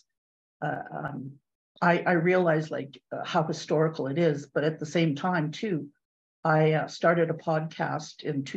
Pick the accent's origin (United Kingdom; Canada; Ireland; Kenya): Canada; Sioux Valley, Manitoba; from Sioux Valley, Manitoba, where I was born when the weather was 30 below by midwives. So I grew up snaring rabbits